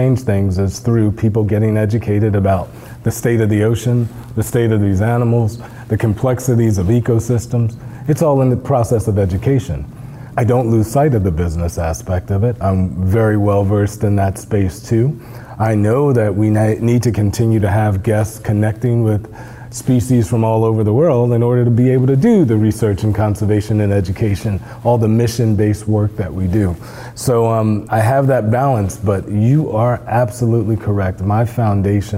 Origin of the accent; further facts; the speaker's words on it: New Jersey, United States; I grew up in New Jersey